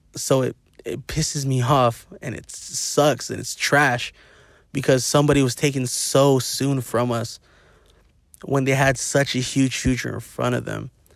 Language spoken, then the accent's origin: English; Inland Empire, California, United States; We're all from the I E and we're all from the Dino